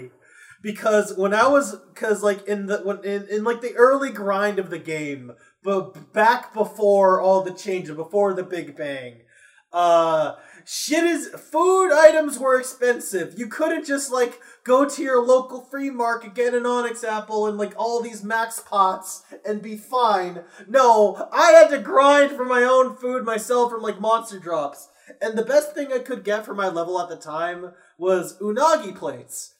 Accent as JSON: {"language": "English", "region": "Massachusetts", "country": "United States", "said": "I'm from Massachusetts"}